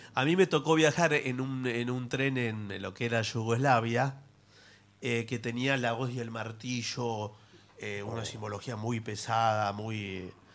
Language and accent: Spanish; Argentina; siendo argentino